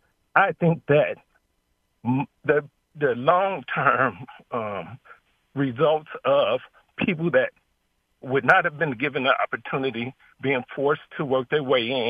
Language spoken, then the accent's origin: English; Chicago, Illinois, United States; I was born in Chicago, born and raised in the Robert Taylor Projects